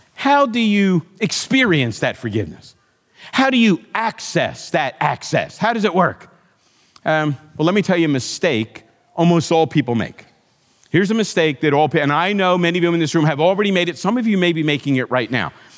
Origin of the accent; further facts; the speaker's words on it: United States; as an American